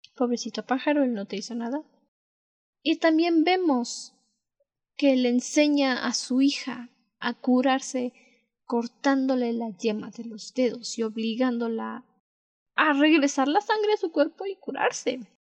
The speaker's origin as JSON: {"language": "Spanish", "country": "Mexico", "said": "las dos somos de México"}